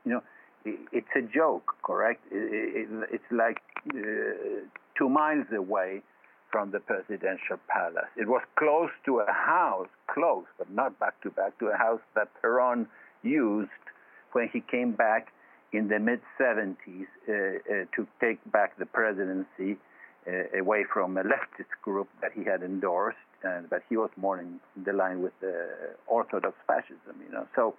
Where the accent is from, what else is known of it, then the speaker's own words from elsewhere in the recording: Argentina; moved away as an adult; Well, as I was born in Argentina and lived 30 years there